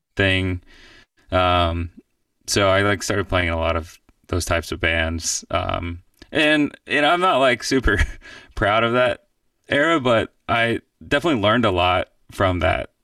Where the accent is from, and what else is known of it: Atlanta, Georgia, United States; born or raised there; moved away as an adult; also born or lived in Miami / Athens, Georgia / New York; now in Nashville, United States